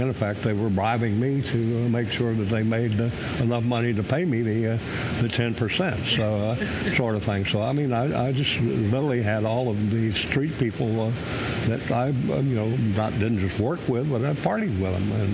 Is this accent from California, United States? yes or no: no; Corpus Christi, Texas, United States; moved away as an adult; also born or lived in Manhattan, New York / Brooklyn, New York; now in Washington, D.C., United States; I grew up in South Texas, Corpus Christi.